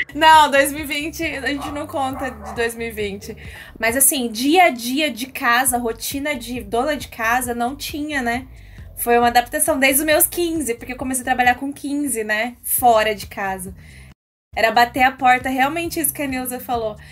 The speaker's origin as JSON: {"language": "Portuguese", "town": "Bauru", "region": "São Paulo", "country": "Brazil", "tie": "born or raised there", "said": "Eu amo Bauru. Eu não sei explicar, eu gosto daqui. Eu cresci aqui"}